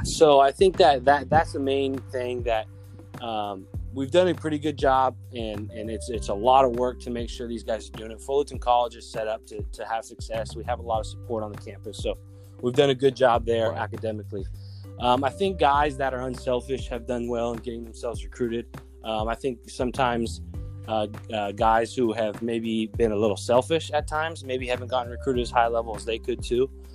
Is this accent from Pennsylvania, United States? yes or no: no; Mission Viejo, California, United States; I grew up in Mission Viejo